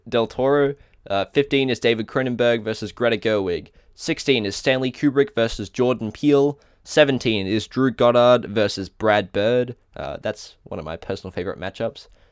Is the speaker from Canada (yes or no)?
no; Australia; accent: Australian; my Australian accent